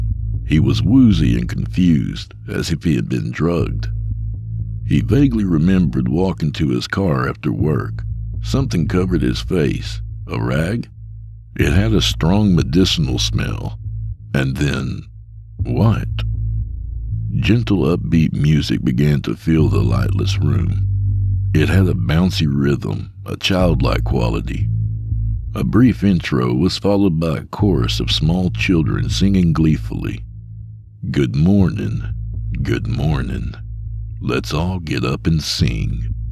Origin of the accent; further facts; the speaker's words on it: Texas, United States; I'm a Texan.